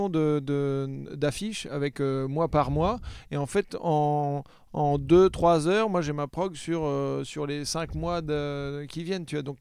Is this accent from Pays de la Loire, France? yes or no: yes; Le Mans, Pays de la Loire, France; Moi, je suis du Mans. Du Mans